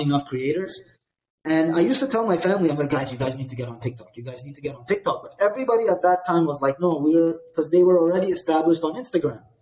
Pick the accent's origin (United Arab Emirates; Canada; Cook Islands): United Arab Emirates; Dubai; I grew up in Dubai